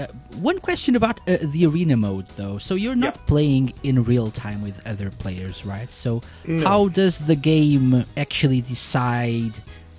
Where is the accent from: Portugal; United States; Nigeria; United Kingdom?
Portugal; Thank you for enlightening me, because I, as you know, I'm from Portugal.